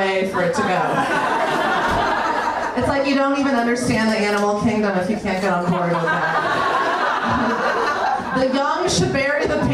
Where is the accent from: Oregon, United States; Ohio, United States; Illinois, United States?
Illinois, United States; Northern; I'm from Northern Illinois